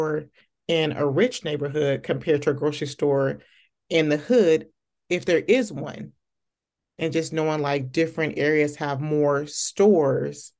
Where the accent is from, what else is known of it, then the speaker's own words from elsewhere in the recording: Okmulgee, Oklahoma, United States; I was born in Oklahoma, I'm from Okmulgee, Oklahoma